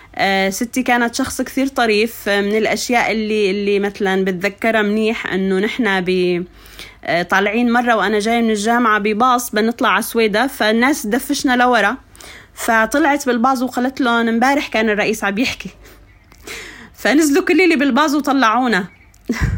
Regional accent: Anz, As-Suwayda Governorate, Syria; moved away as an adult; also born or lived in Kuwait / Damascus; انا ربيت بالريف بين مثلا صخور البازلت آه بين الناس الطيبين آه، ضيعتي ضيعتي جدا فيها يعني فلاحين

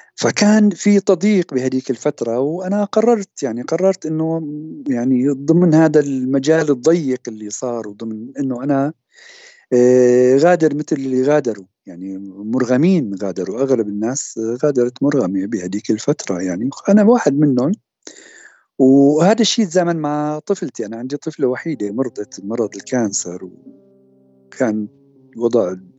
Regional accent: Syria; moved away as an adult; also born or lived in Damascus / Zurich, Switzerland; now in Switzerland; وطني سوريا بالنتيجه اتمنى ارجع

